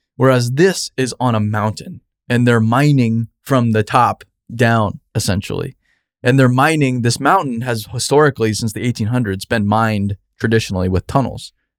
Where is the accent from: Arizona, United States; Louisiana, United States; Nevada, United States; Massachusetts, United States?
Arizona, United States; I'm from Arizona.